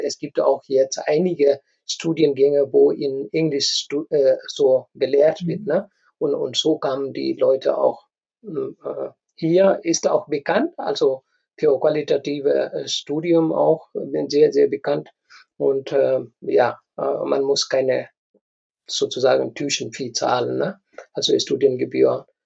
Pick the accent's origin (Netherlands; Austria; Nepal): Nepal; German is a second language; moved away as an adult; also born or lived in India / Hannover, Germany; now in Germany; ich komme aus Nepal, ich habe in Indien studiert, ich habe in Nepal gearbeitet und dann äh, habe ich Berufserfahrung gesammelt und dann kam ich nach Deutschland. Äh, ich konnte kein Deutsch, ich habe Deutsch hier gelernt.